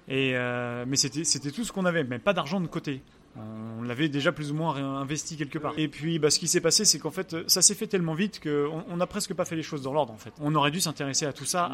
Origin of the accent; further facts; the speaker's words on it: Angers, Pays de la Loire, France; moved away as an adult; now in Oslo, Norway; je suis euh, français, je suis né à Angers, à Angers dans les, euh, les pays de la Loire.